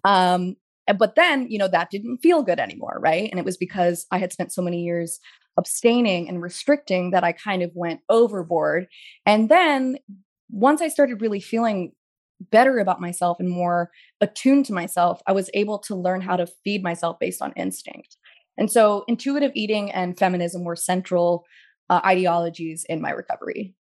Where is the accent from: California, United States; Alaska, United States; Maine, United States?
California, United States; Pasadena; moved away as an adult; also born or lived in New York; trying to differentiate myself as a New Yorker and being in Pasadena